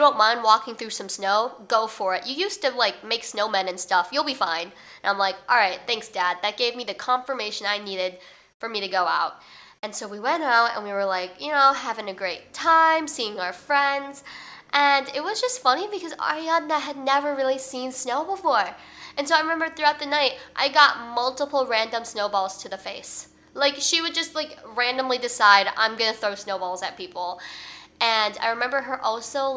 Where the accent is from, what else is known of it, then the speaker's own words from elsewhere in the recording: Chicago, Illinois, United States; moved away as an adult; now in New York, United States; I'm from Chicago, like I'm from the Chicagoland area, so I'm used to snow.